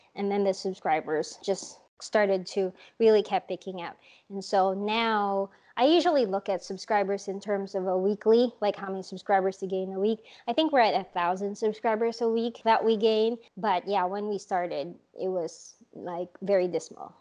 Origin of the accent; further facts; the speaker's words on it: Philippines; moved away; I grew up in the Philippines